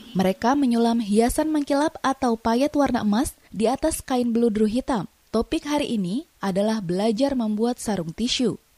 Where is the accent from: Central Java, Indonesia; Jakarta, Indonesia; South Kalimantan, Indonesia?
South Kalimantan, Indonesia; Banjarmasin; saya berasal dari Banjarmasin